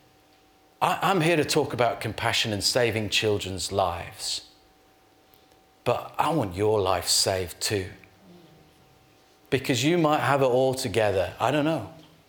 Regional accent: Yorkshire and the Humber, United Kingdom; I'm from Yorkshire.

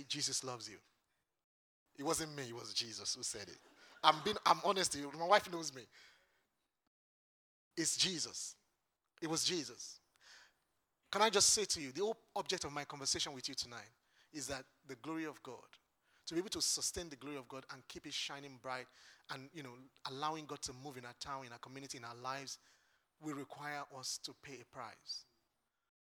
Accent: Lagos, Nigeria; now in United Kingdom; I am from Lagos Island.

